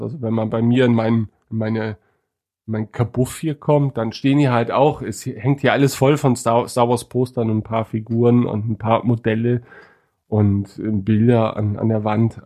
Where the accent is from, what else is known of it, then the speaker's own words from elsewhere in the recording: East Frisia, Lower Saxony, Germany; ich als Ostfriese